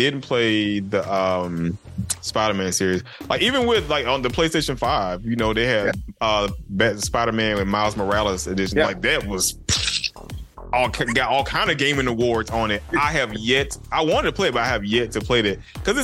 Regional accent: Georgia, United States; I'm still particular about how my state is portrayed

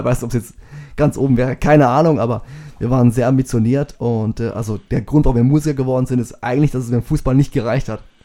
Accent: Bauland, Baden-Württemberg, Germany; moved away; wir sind jetzt hier aufgewachsen im Bauland

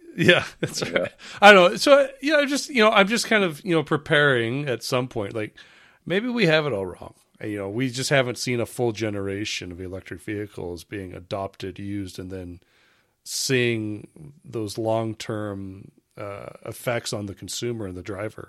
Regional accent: United States; as an American

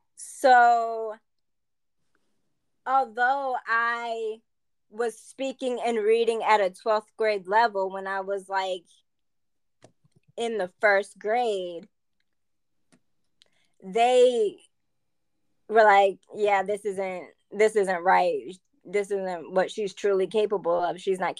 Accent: Germany; born there; my parents are military, so I was born in Germany back in 96

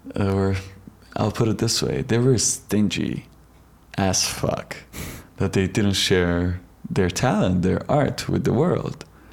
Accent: Iran; moved away as an adult; Oh, I'm from Iran.

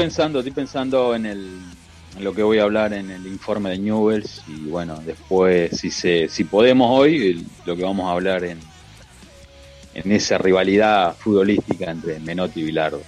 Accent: Argentina; nosotros como argentinos

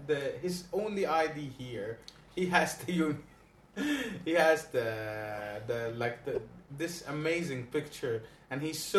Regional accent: Egypt; I'm Egyptian.

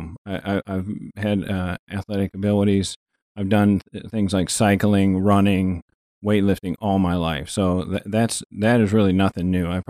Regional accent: Quantico, Virginia, United States; born there; I was born in Quantico, Virginia. My dad was a Marine for 34 years.

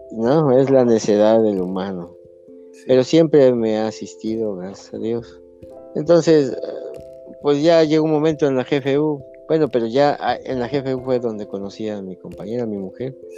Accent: Coatepec, Veracruz, Mexico; yo soy de aquí de Coatepec. Aquí nací en la mera, este, en el mero centro donde está la casa de azulejos.

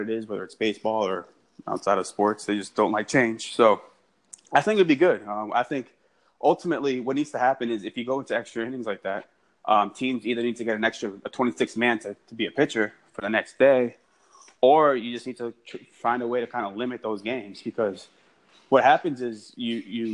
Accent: Massachusetts, United States; moved away; I'm not from here, so I'm from Massachusetts

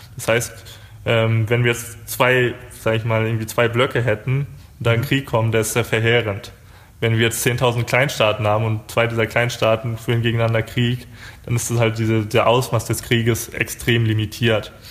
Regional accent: Germany; wir sind jetzt aus Deutschland

